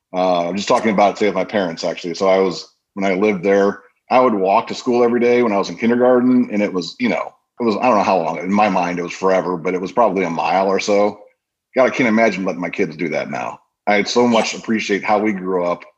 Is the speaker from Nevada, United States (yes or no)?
no; Crown Point, Indiana, United States; I grew up in Crown Point, Indiana, which is up in northwestern Indiana.